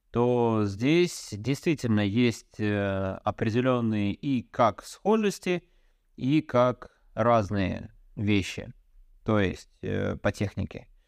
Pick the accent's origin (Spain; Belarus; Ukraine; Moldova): Belarus; Я как белорус просто спрашиваю.